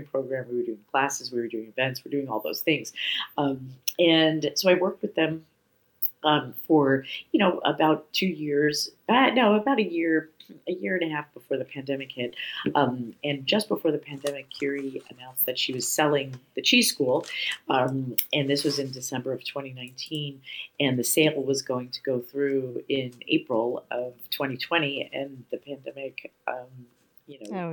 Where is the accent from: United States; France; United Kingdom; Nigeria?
United States; New York City, New York; now in San Francisco, United States; As a little girl, I grew up in New York City